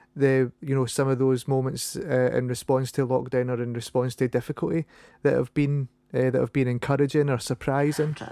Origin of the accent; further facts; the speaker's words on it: Paisley, Scotland, United Kingdom; accent: Scottish; I'm from Paisley.